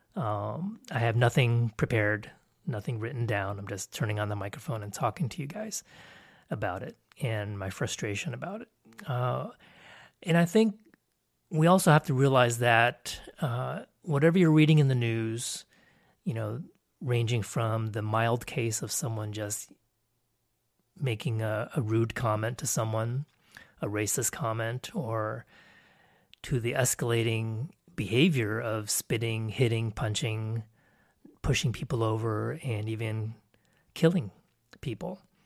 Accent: Texas, United States; first language English; also born or lived in Canada / Connecticut / Taiwan / Thailand; we came back to Texas, and I pretty much grew up here

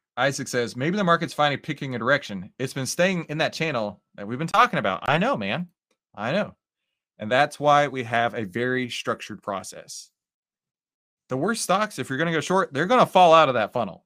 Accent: Texas, United States; accent: Texas; I am from Texas, and every once in a while, my little Texas accent will come out

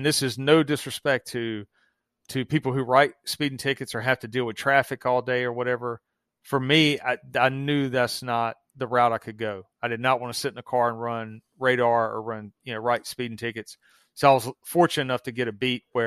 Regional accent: the South, United States; accent: Southern; obviously you can hear my accent. I'm in the South

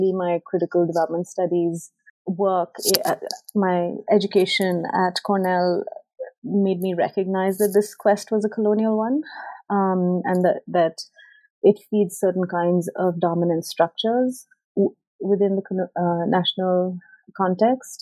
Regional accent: West Bengal, India; moved away as an adult; also born or lived in United Kingdom / Ithaca, New York, United States; I grew up in India and I did my undergraduate in sociology in India

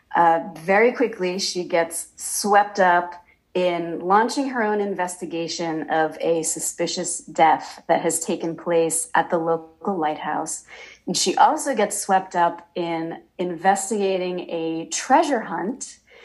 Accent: Massachusetts, United States; I was a reporter in my actually my hometown in Massachusetts

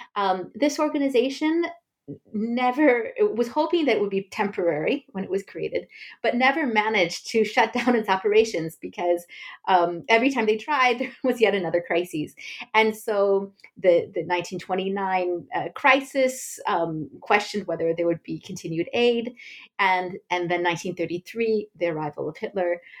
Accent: United States; moved away as an adult; also born or lived in France; I was born and raised in the United States

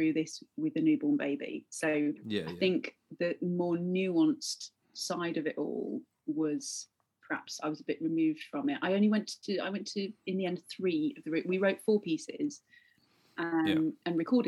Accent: Leicester, East Midlands, United Kingdom; moved away as an adult; I love Leicester. But I don't feel like I left when I was 18. My parents still very much live there

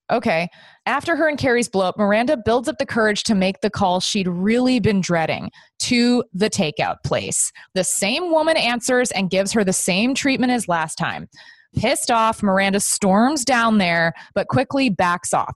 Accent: Texas, United States; I grew up in Texas

